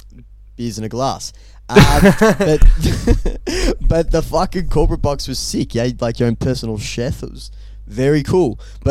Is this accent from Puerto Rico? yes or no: no; Australia; And I'm from Australia.